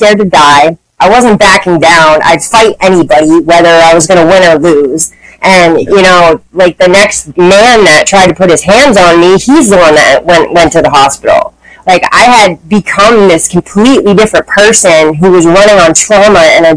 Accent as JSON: {"language": "English", "region": "Maine", "country": "United States", "tie": "born or raised there", "said": "I grew up in Maine"}